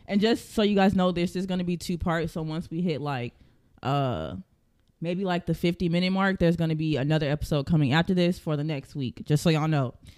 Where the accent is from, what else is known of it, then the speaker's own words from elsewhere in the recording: Florida, United States; I was born in Florida